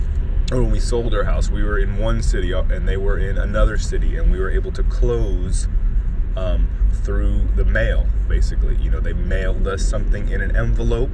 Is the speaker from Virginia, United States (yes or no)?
no; Miami, Florida, United States; growing up in Miami